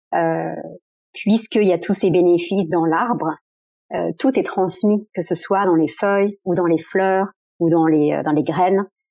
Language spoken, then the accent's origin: French; France; je suis née en France